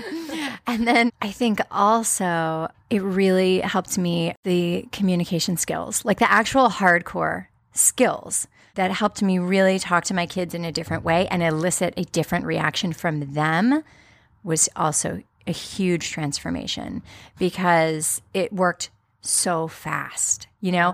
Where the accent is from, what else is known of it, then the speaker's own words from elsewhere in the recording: United States; as American consumers